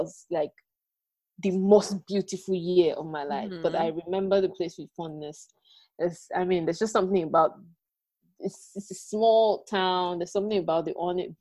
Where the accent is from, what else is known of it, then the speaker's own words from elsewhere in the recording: Nigeria; moved away as an adult; also born or lived in Ibadan, Nigeria / Abuja, Nigeria / Ghana; I lived in Abuja, so my growing up was between Ibadan and Abuja.